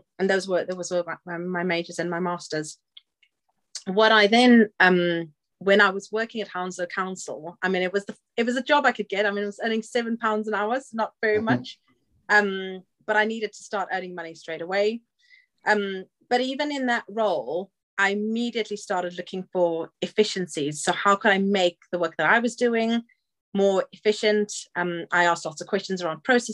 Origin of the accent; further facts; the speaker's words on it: Zimbabwe; moved away as an adult; also born or lived in South Africa; now in England; I was born in Zimbabwe, and I actually studied in South Africa.